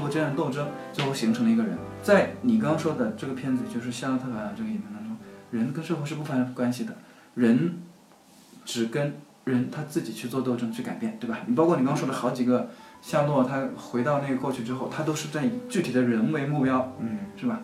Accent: middle and lower Yangtze River region, China; 我在长江中下游

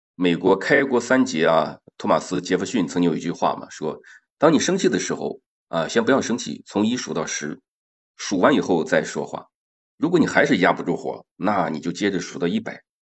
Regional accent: Shandong, China; moved away; 从我们老家，山东老家的传统来讲

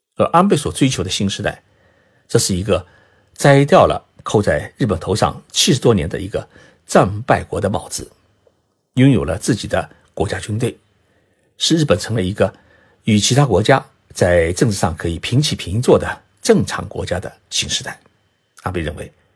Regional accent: China; 我们中国人呢，喜欢是替天行道，人人都会惦记着皇位

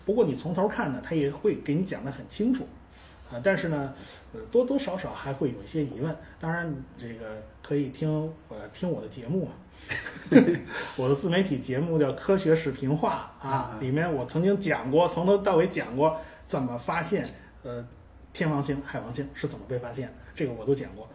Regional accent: China; 我们中国人

